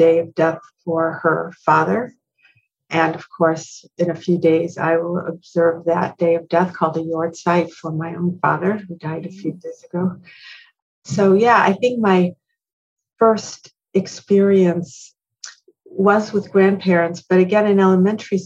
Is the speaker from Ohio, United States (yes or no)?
yes; Cleveland, Ohio, United States; I was raised in Cleveland, Ohio